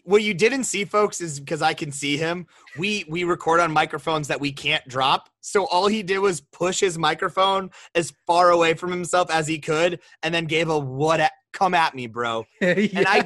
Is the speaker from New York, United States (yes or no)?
no; Rapid City, South Dakota, United States; we grew up in Rapid City together